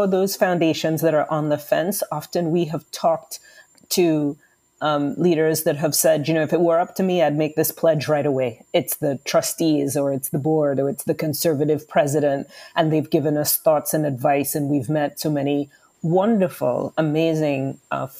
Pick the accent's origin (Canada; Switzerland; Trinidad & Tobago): Trinidad & Tobago; moved away; I'm originally from the Caribbean, from Trinidad and Tobago